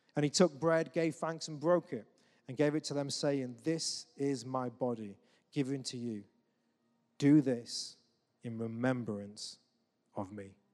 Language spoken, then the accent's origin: English; England, United Kingdom; we're English